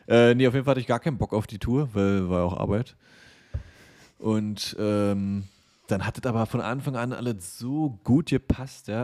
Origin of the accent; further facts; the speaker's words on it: eastern Germany, Germany; dass ich im Osten geboren bin